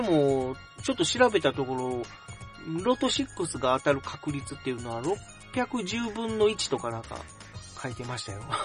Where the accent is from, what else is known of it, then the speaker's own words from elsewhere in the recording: Kobe, Hyogo, Japan; moved away as an adult; now in Tokai, Japan; 出身側の神戸の方なんですよね